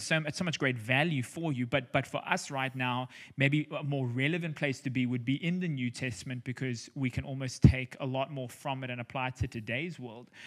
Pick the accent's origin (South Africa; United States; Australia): South Africa; also born or lived in Cape Town; we're South African, we're living in Cape Town